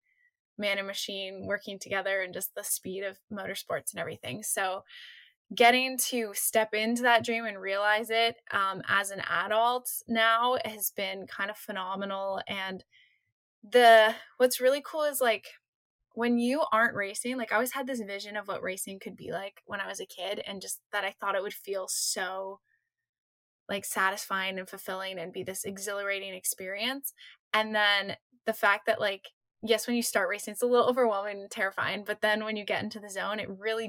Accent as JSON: {"language": "English", "country": "Canada", "tie": "born or raised there", "said": "I grew up in Canada"}